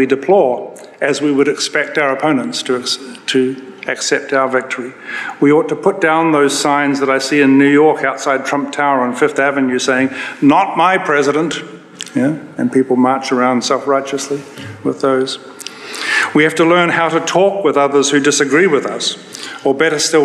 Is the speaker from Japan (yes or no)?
no; New Zealand; now in United States; I'm a New Zealander